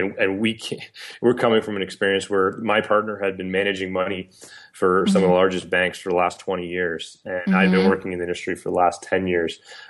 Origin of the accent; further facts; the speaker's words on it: Canada; I think yes, it can be harder as a Canadian, as a Canadian business in a regulatory environment